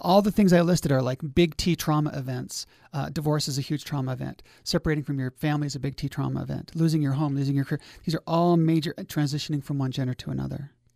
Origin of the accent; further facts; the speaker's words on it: Logan, Utah, United States; also born or lived in Tooele County, Utah; growing up in Logan, we really didn't have much, uh, interface with the lake